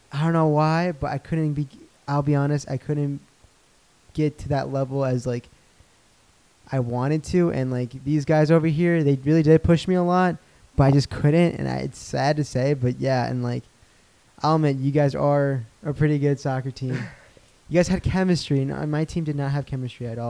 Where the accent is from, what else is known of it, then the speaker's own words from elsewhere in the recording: United States; I'm from Fort